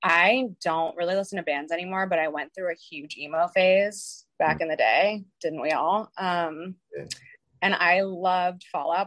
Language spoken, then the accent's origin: English; Philadelphia, Pennsylvania, United States